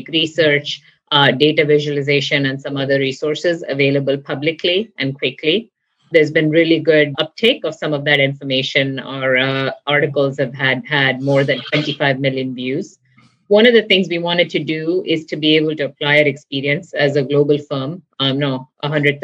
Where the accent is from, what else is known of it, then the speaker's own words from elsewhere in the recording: India; moved away as an adult; now in United States; I grew up in India in a family with educators, doctors, and researchers